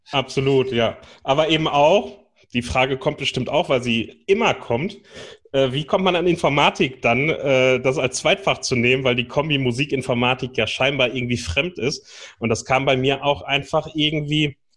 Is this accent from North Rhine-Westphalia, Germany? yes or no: yes; North Rhine-Westphalia, Germany; Ich bin im Fanfarenzug groß geworden bei uns äh, am Niederrhein.